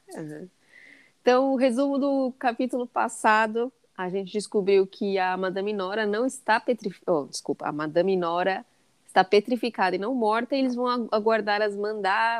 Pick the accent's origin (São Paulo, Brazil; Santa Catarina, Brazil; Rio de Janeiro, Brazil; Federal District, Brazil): São Paulo, Brazil; moved away as an adult; also born or lived in England; eu sou de São Paulo